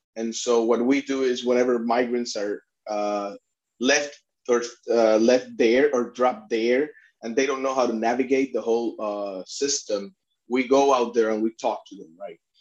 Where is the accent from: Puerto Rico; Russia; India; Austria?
Puerto Rico; moved away as an adult; I'm a Puerto Rican myself. I was born and raised in Puerto, Puerto Rico.